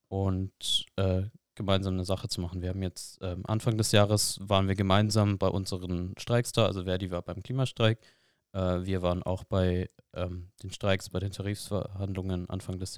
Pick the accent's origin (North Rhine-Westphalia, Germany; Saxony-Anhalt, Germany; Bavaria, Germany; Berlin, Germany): Bavaria, Germany; Bamberg; In Bamberg, in meiner